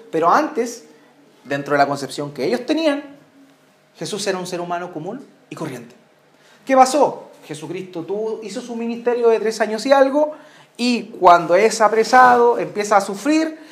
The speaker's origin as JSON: {"language": "Spanish", "country": "Chile", "said": "acá en Chile nosotros celebramos eh, nuestras fiestas patrias"}